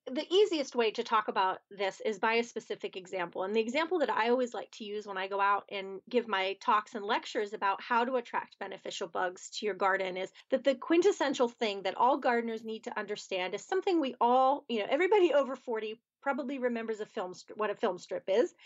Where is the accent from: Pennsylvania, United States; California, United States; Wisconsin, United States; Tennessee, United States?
Pennsylvania, United States; outside of Philadelphia; moved away as an adult; now in Pittsburgh, United States; I grew up outside of Philadelphia, Pennsylvania